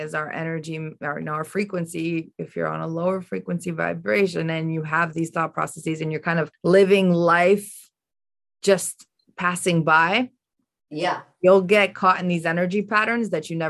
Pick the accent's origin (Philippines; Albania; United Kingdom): Albania; Tirana, Tirana County; so I'm from Albania. I was born in Albania, in Tirana.